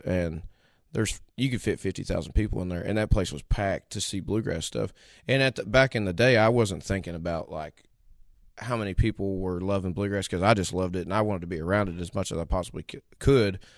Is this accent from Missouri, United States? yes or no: yes; House Springs, Missouri, United States; also born or lived in Grubville, Missouri; I come from Missouri, a little town called House Springs originally, and then we kinda moved out to a little town called Grubville